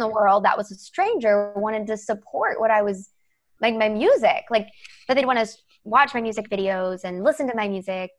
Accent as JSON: {"language": "English", "region": "the South", "country": "United States", "tie": "born or raised there", "said": "I grew up in the South"}